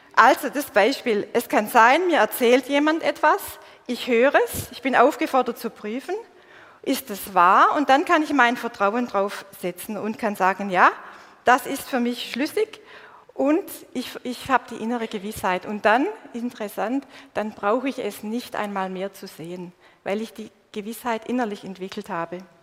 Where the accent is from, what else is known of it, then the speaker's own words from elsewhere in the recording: Swabia, Baden-Württemberg, Germany; accent: Swabian; Ich bin in einer schwäbischen Kultur aufgewachsen und das hört ihr bis heute. Ich weiß, mein Dialekt ist